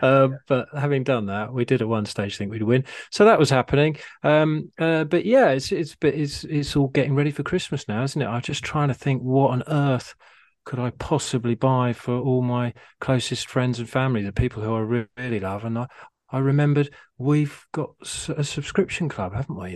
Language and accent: English; Harpenden, East of England, United Kingdom; Harpenden is my hometown